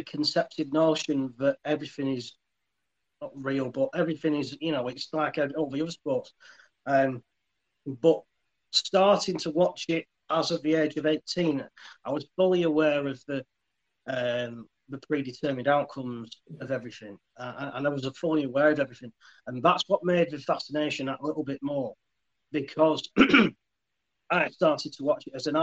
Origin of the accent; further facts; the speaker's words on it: Leyland, North West England, United Kingdom; moved away as an adult; now in Fleetwood, United Kingdom; Originally, I'm actually from Leyland